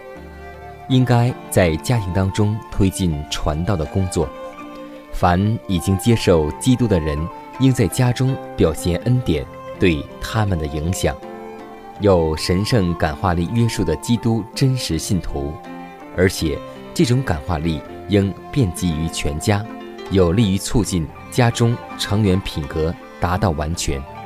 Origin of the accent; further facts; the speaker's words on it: China; 我们中国人常说一句古语，